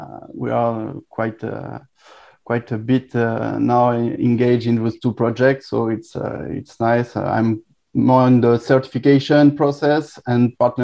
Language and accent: English; Bordeaux, Nouvelle-Aquitaine, France; I'm also from France, from Bordeaux